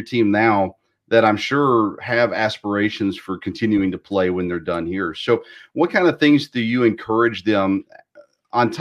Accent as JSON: {"language": "English", "region": "Tennessee", "country": "United States", "tie": "born or raised there", "said": "I grew up in Tennessee"}